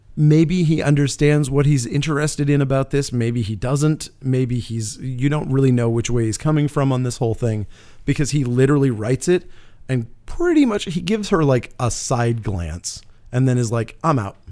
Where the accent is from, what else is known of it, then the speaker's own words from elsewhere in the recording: Canada; being Canadian